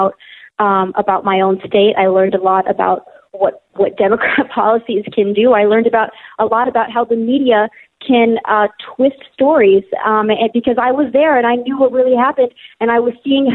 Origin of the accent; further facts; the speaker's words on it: Wausau, Wisconsin, United States; I'm from Wausau, Wisconsin